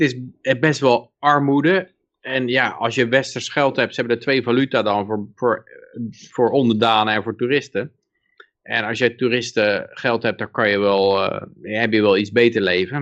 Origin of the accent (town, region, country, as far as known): Netherlands